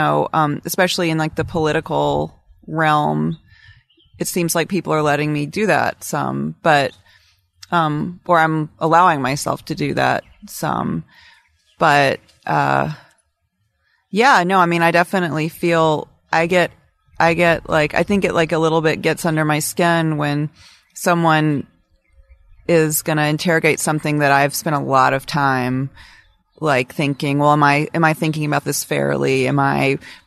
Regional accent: Alabama, United States; moved away; I'm from Alabama

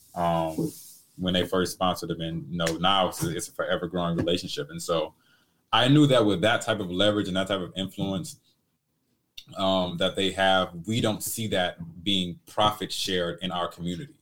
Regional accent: Detroit, Michigan, United States; I come from Detroit, like the inner cities of Detroit

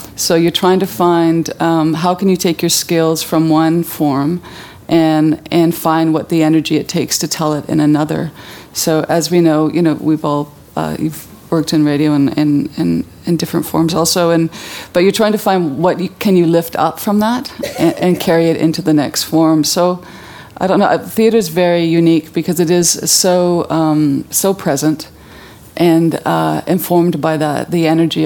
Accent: Vancouver, British Columbia, Canada; I was brought up in Vancouver, living in the city

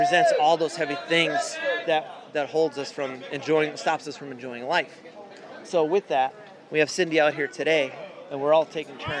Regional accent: Scranton, Pennsylvania, United States; Scranton, Pennsylvania

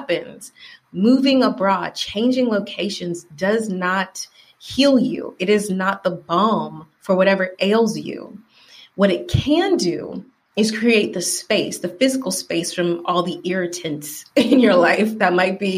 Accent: Atlanta, Georgia, United States; moved away as an adult; now in Valencia, Spain; I am from Atlanta

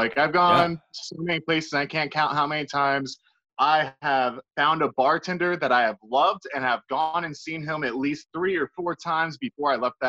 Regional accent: Richmond, Virginia, United States; I used to think that way about my home state and my home city, Richmond, Virginia.

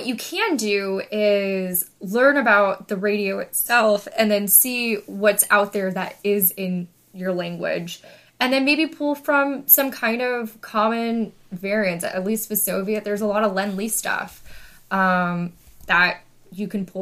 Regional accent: United States; as Americans

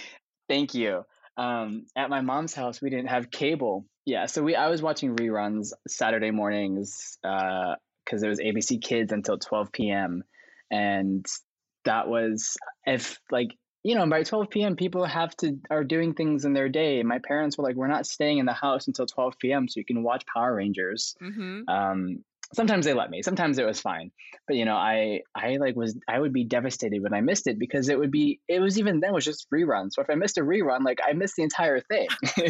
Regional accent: Yiyang, Hunan, China; born there; I was adopted from Hunan, China. Like I was in the city specifically was Yiyang.

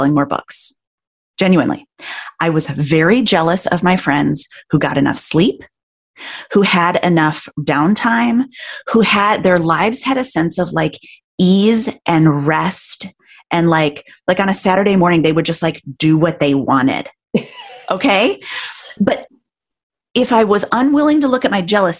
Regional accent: Midwest, United States; being a Midwesterner, a woman, an eldest child

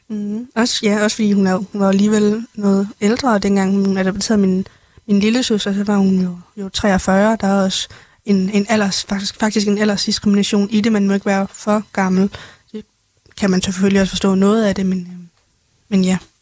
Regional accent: Denmark; also born or lived in China; jeg er jo egentlig rigtig fra Danmark, men jeg er født i Kina

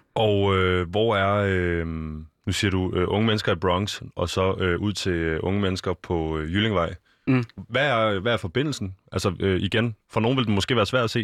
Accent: Copenhagen, Capital Region of Denmark, Denmark; jeg er selv fra Østerbro

